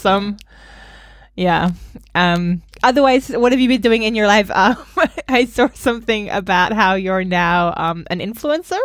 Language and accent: English; Australia; moved away; growing up in Australia